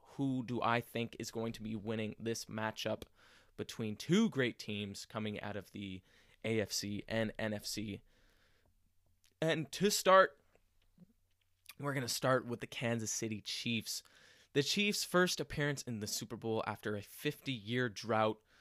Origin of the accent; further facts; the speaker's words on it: Montreal, Quebec, Canada; in my hometown of Montreal